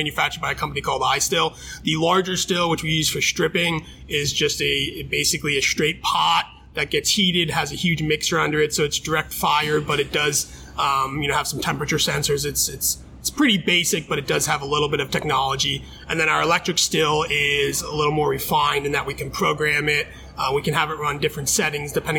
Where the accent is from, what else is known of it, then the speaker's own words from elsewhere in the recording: Allentown, Pennsylvania, United States; I'm from Allentown. I went to high school in Allentown. I was born in Allentown